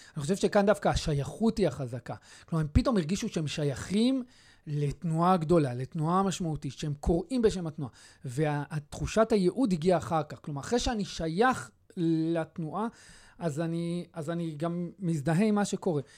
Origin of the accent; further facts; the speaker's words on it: Beit Shemesh, Jerusalem District, Israel; also born or lived in Kiryat Arba; בתור ילד גדלתי בקריית ארבע, זה, זה, זה, זה תקופת הילדות שלי. בתחילת האינתיפאדה הראשונה עברנו לבית שמש